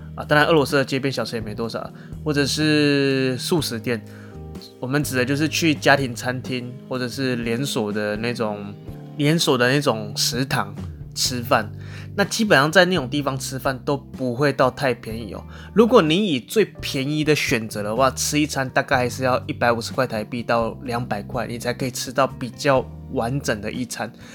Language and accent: Chinese; Taiwan; 就我一个台湾人